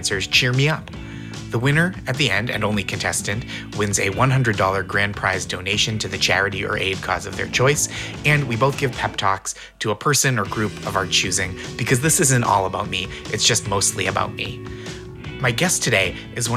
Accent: New England, United States; When I grew up in New England, where all the mountains are very small

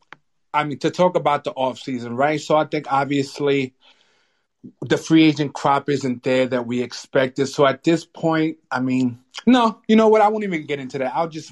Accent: New York, United States; moved away; Maybe it's because I'm from New York

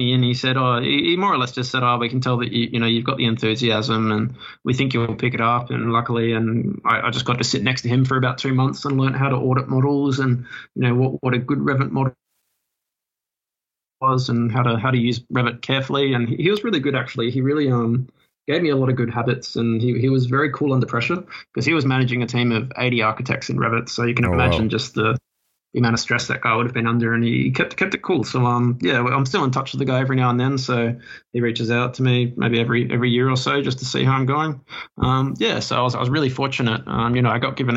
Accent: Adelaide, South Australia, Australia; moved away as an adult; now in Sydney, Australia; I obviously moved from my hometown of Adelaide to Sydney about 4 or 5 years ago.

